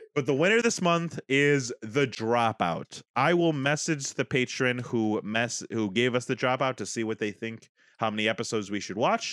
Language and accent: English; United States